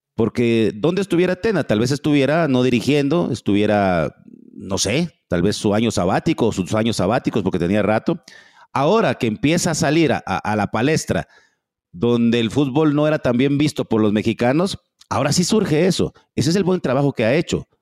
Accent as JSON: {"language": "Spanish", "country": "Guatemala"}